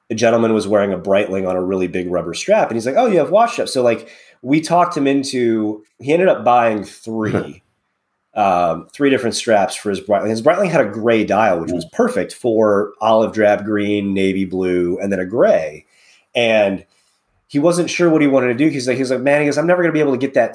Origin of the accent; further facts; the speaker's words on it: Northern Indiana, United States; I grew up in Northern Indiana, played football all the way through November in high school